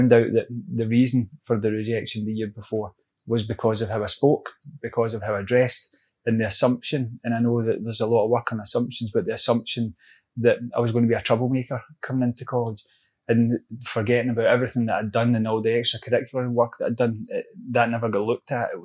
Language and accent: English; Glasgow, Scotland, United Kingdom; also born or lived in Edgewater, Maryland; I'm a Glasgow boy, brought up in the East End of Glasgow